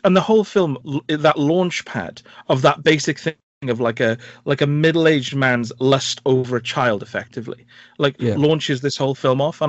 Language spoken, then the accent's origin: English; Wales, United Kingdom; my home country